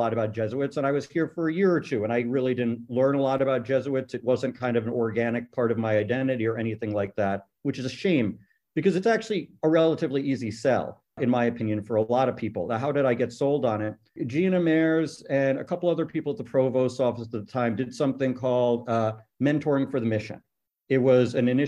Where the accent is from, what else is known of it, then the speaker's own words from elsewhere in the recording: the New York area, United States; moved away as an adult; also born or lived in Atlanta, Georgia; now in St. Louis, United States; I'm from the New York area